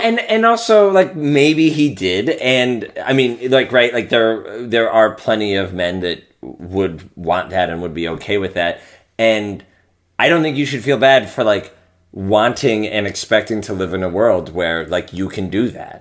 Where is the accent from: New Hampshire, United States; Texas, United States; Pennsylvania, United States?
Pennsylvania, United States; I'm from Pennsylvania